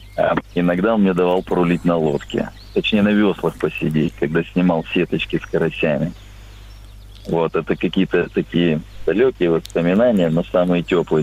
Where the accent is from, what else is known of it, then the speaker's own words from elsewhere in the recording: Blagoveshchensk, Amur Oblast, Russia; Я из Благовещенска